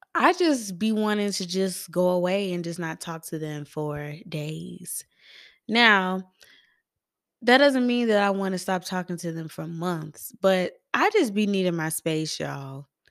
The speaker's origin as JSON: {"language": "English", "town": "Atlanta", "region": "Georgia", "country": "United States", "said": "I am from East Atlanta"}